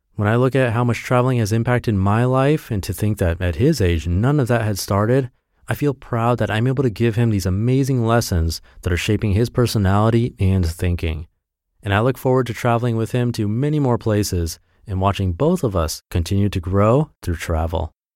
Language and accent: English; Perth, Western Australia, Australia; moved away as an adult; also born or lived in Japan; I grew up in Perth, Western Australia